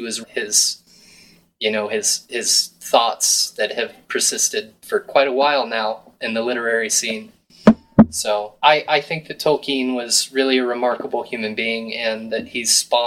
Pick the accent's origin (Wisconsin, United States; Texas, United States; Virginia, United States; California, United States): Virginia, United States; now in Fairfield, Iowa, United States; I'm just from Virginia